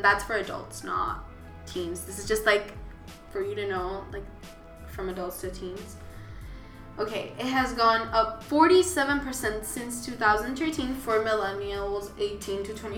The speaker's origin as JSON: {"language": "English", "country": "Puerto Rico", "said": "I'm from Puerto Rico"}